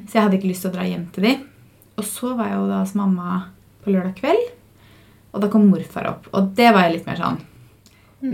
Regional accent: Fredrikstad, Østfold, Norway; moved away; Jeg var jo hjemme i Fredrikstad

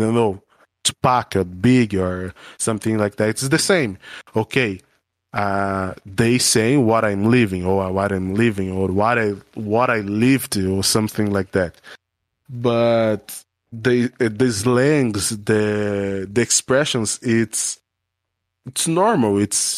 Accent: Brazil; English is a second language; I'm a Brazilian black man. I'm not American black man

